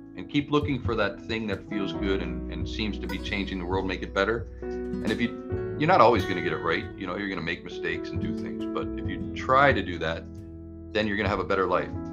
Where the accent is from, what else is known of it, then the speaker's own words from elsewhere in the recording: Toronto, Ontario, Canada; I grew up in Toronto and ran away from when I was a kid.